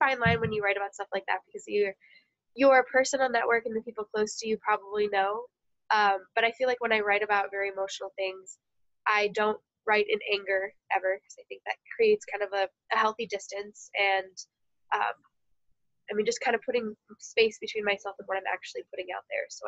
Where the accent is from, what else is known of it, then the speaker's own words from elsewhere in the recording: Naperville, Illinois, United States; moved away; also born or lived in Iowa; I grew up in suburban Chicago, Naperville area